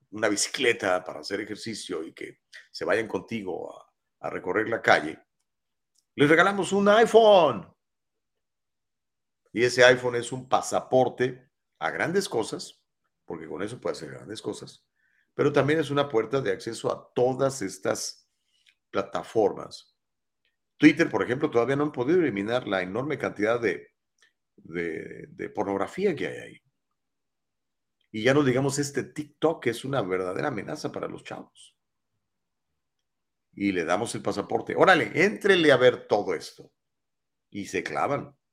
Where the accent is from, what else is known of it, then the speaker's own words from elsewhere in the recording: San Luis Potosí, Mexico; born there; Ah, yo nací en la Huasteca Potosina, ¿eh? pero híjole, pues amo Guatemala, ¿cómo no?